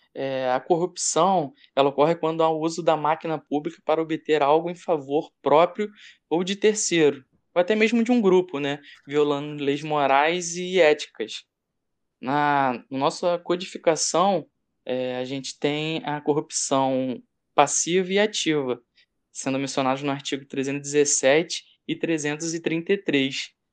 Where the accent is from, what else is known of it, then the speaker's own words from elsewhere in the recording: Brazil; nós somos brasileiros